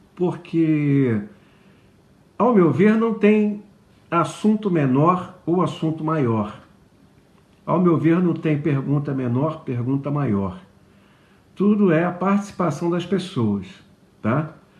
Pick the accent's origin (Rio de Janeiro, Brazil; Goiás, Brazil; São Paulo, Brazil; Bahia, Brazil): Rio de Janeiro, Brazil; moved away; also born or lived in Juiz de Fora, Minas Gerais; Eu morei um tempo em Juiz de Fora eu sou carioca e, numa certa idade, minha família se mudou para lá